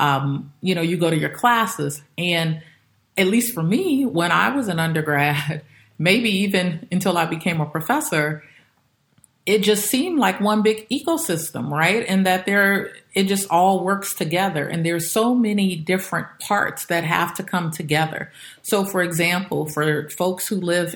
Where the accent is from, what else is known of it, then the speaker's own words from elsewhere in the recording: Chicago, Illinois, United States; moved away as an adult; also born or lived in Indiana / California / Oregon; I grew up on the South Side of Chicago